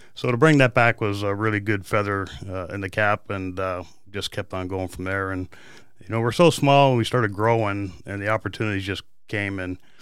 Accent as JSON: {"language": "English", "country": "Canada", "tie": "born or raised there", "also_born_or_lived": "California / San Diego", "moved": "yes", "lives_now": "Peoria, United States", "said": "I was born in Canada"}